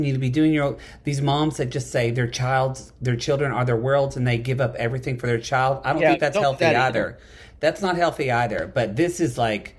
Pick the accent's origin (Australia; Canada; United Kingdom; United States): United States; Lone Grove; born or raised there